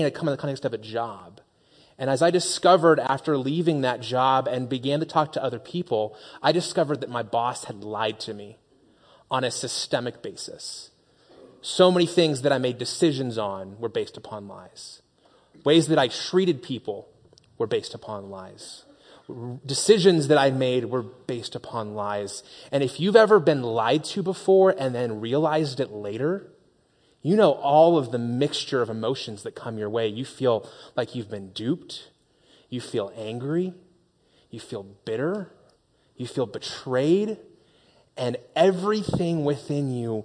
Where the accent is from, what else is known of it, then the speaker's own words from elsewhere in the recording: Las Vegas, Nevada, United States; moved away; also born or lived in Phoenix; I grew up in Las Vegas